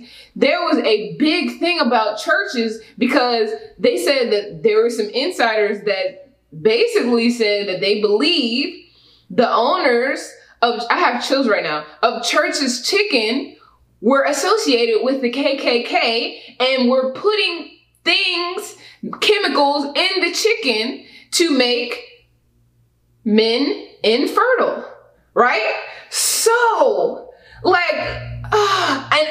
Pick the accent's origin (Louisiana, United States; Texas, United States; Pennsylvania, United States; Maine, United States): Texas, United States; Houston; also born or lived in Katy, Texas; I grew up in Houston, which is a very diverse place.